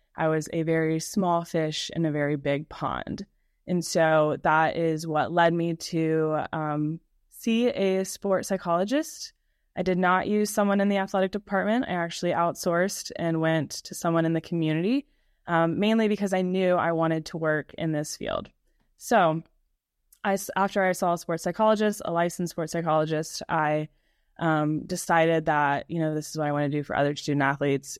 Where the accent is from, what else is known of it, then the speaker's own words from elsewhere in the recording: Baton Rouge, Louisiana, United States; also born or lived in Kentucky; I am born and raised in Baton Rouge, Louisiana. So I am a Southern girl through and through